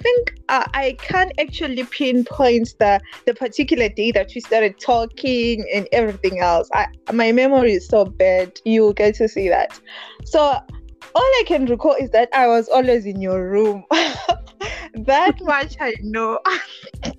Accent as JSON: {"language": "English", "region": "Bulawayo", "country": "Zimbabwe", "said": "I come from Bulawayo, the city of kings and queens"}